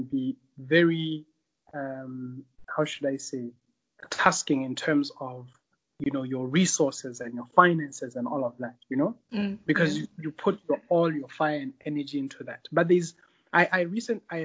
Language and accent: English; Botswana; also born or lived in Zambia; now in Tanzania; So I was born in Zambia, raised in Botswana